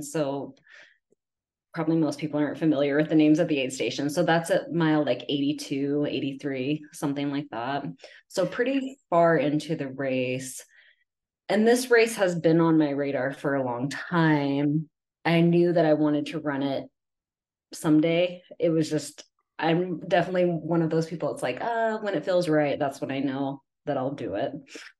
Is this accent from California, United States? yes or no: no; Huntsville area, Northern Alabama, United States; accent: Southern; now in Utah, United States; I am from Alabama. Oh. So that's where I grew up.